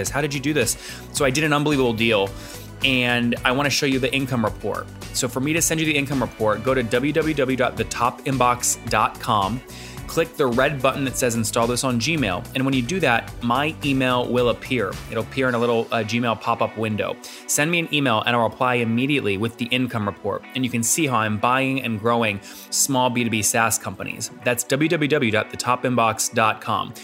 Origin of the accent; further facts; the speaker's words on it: Loudoun County, Virginia, United States; I grew up in Loudoun County